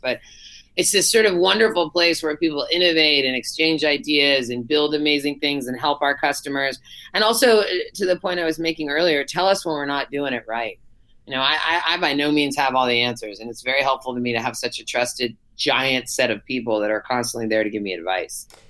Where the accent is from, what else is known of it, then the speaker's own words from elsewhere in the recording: Berkeley, California, United States; I grew up in Berkeley, so just across the bay